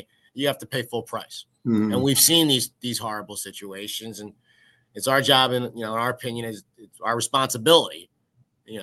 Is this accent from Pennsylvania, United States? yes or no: yes; Philadelphia, Pennsylvania, United States; growing up in Philadelphia